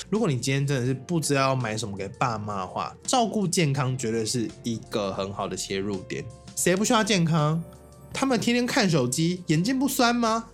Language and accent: Chinese; Taiwan; 我们台湾人